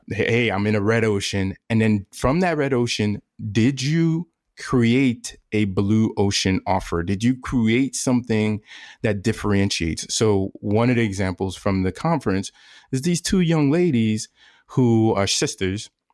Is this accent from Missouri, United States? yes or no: no; New York, United States; moved away; I'm originally from New York